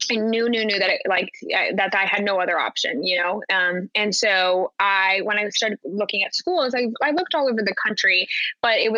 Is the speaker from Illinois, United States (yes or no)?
no; Park City, Utah, United States; moved away as an adult; also born or lived in New York City; I'm from Utah, Park City, Utah. So grew up in the mountains.